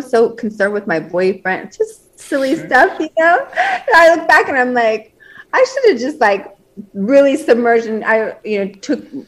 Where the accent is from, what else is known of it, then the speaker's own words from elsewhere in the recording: Las Vegas, Nevada, United States; I was born and raised in Las Vegas